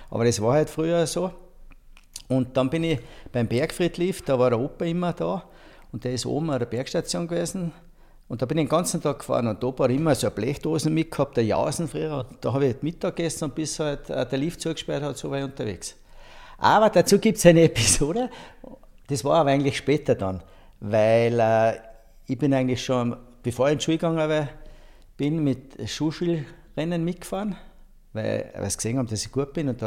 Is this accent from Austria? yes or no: yes; Saalbach-Hinterglemm, Salzburg, Austria; also born or lived in Saalfelden; Und ja, äh, weil bei uns hat es kein Spital gegeben damals und aufgewachsen in Saalbach-Hinterglem.